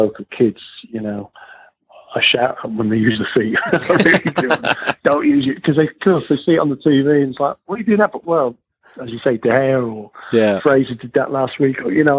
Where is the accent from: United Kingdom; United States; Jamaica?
United Kingdom; Wales; I'm Welsh